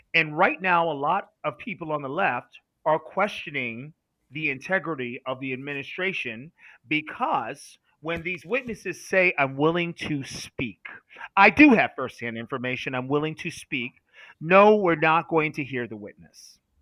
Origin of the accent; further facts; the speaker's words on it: United States; as an American